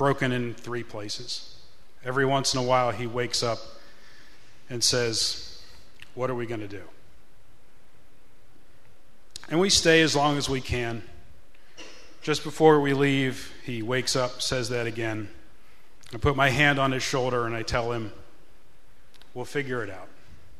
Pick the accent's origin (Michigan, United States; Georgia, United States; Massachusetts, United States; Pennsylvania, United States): Pennsylvania, United States; Pittsburgh; We grew up in Pittsburgh